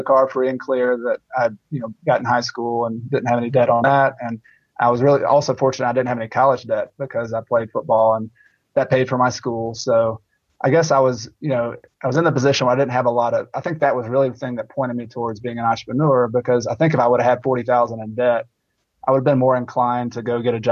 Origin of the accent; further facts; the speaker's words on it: Newnan, Georgia, United States; moved away; also born or lived in Clemson, South Carolina; I grew up in Noonan, Georgia